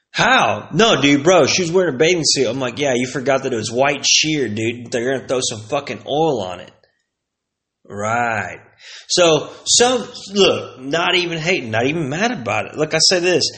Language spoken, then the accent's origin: English; Plano, Texas, United States; also born or lived in Aubrey, Texas; I came from Plano, Texas